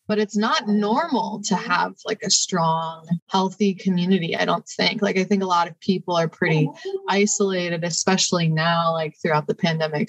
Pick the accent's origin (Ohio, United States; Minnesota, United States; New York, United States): Ohio, United States; Cleveland; now in Columbus, United States; I'm also from Ohio. I was born outside of Cleveland